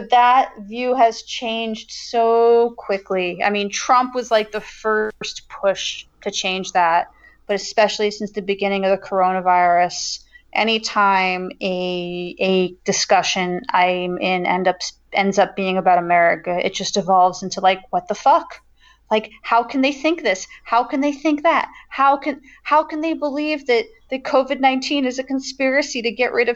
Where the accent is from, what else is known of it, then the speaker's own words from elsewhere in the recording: United States; moved away as an adult; now in France; as an American that chose to leave